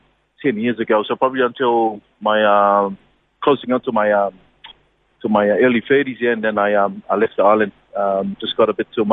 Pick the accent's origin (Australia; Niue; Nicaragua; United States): Niue; moved away; born and bred in Niue.